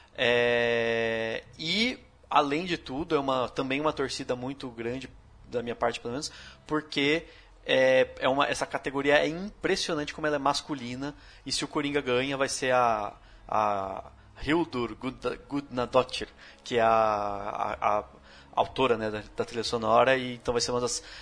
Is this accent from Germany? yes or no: no; Brazil; como brasileiro